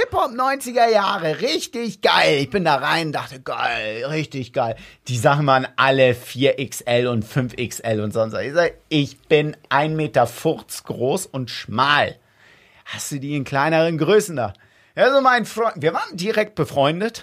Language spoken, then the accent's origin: German; Wedel, Schleswig-Holstein, Germany; ich komme aus Wedel